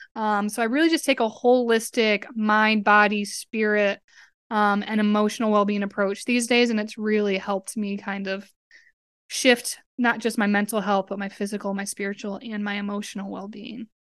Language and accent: English; Westfield, Massachusetts, United States; moved away as an adult; also born or lived in Tampa, Florida; I grew up in Westfield, Massachusetts